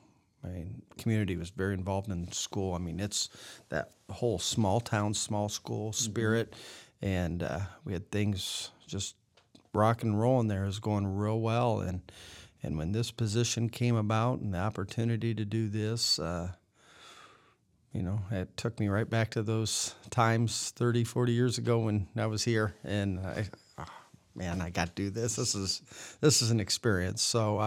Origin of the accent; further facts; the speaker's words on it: West Unity, Ohio, United States; Yeah. I grew up in West Unity, Ohio, 15, 20 miles from here.